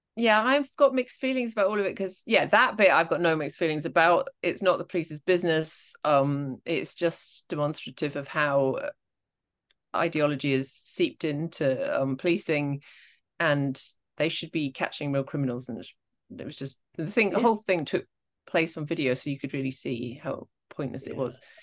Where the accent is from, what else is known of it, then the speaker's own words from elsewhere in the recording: Scotland, United Kingdom; I am Scottish